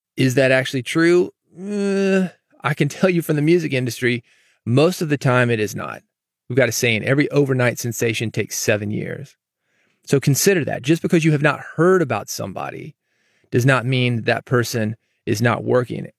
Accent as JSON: {"language": "English", "region": "the South", "country": "United States", "tie": "born or raised there", "said": "growing up in the South"}